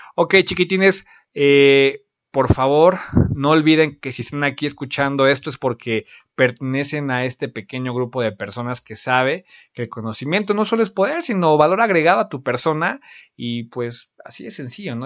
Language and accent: Spanish; Mexico; del país de donde, de donde yo soy